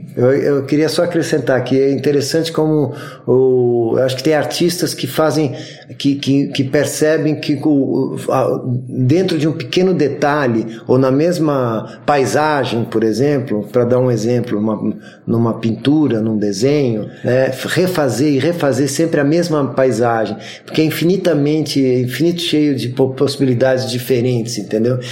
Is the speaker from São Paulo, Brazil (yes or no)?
yes; São Paulo, Brazil; Sou paulistano da Gema